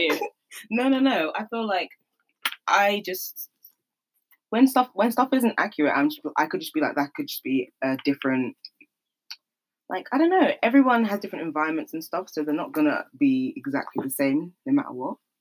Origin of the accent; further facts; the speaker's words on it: London, United Kingdom; I'm from South London. Grew up in South London, South East London